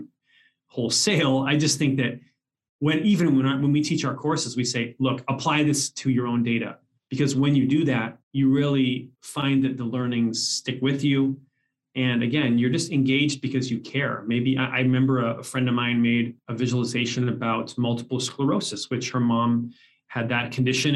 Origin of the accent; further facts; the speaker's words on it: Canada; moved away; also born or lived in Seattle; I was born in Canada